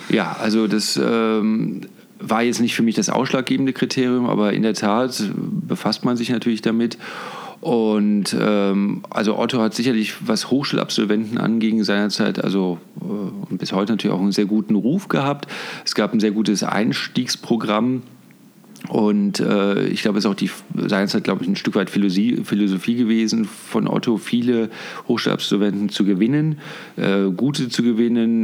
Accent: Cologne, North Rhine-Westphalia, Germany; moved away as an adult; now in Munich, Germany; ich bin wirklich in Köln geboren und äh, dort auch aufgewachsen

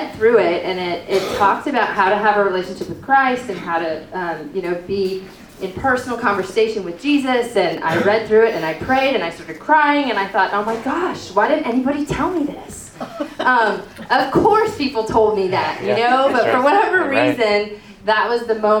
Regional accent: Sarasota, Florida, United States; also born or lived in Wisconsin; I am from Sarasota

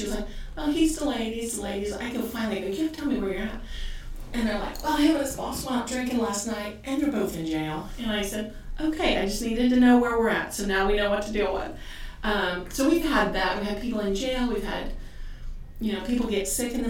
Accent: Ireland; I grabbed his fist because I am Irish.

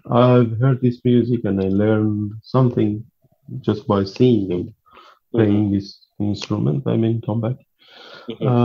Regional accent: Tehran, Tehran Province, Iran; English is a second language; moved away; I was born in Tehran in October 1st, 1975.

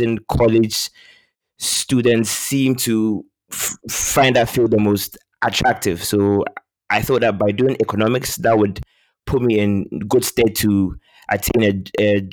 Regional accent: Ghana; moved away as an adult; also born or lived in London, United Kingdom / Midwest, United States; I was born in London, but I'm actually from Ghana. So I left the UK when I was 3, and then I moved back to Ghana where I did most of my schooling.

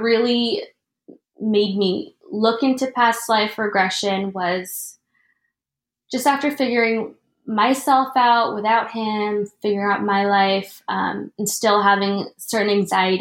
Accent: Florida, United States; moved away as an adult; also born or lived in Philippines; now in New York, United States; I was born in the Philippines and I grew up in Florida, and I'm only in New York because of school

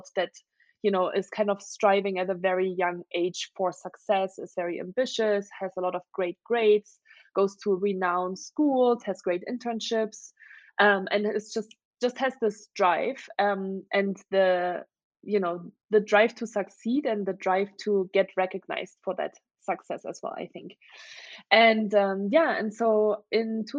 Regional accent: Germany; English is a second language; moved away as an adult; I'm originally from Germany. That's where I grew up for the first 19 years of my life

